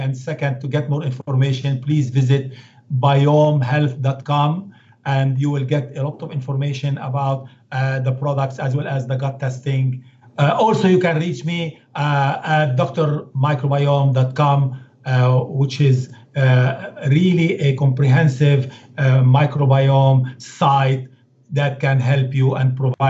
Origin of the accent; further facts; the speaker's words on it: Beirut, Beirut Governorate, Lebanon; English is a second language; You know, I come from Lebanon, Beirut, and now, believe it or not, I go and do yoga.